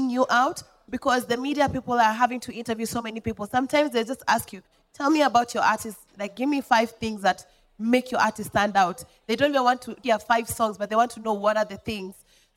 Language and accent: English; Molo, Nakuru County, Kenya; moved away; I came from Molo. I did not come from Nairobi